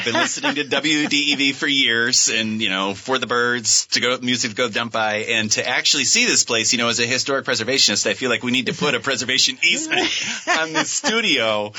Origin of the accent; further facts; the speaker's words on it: Sutton, Vermont, United States; I grew up in the Northeast Kingdom in a small town called Sutton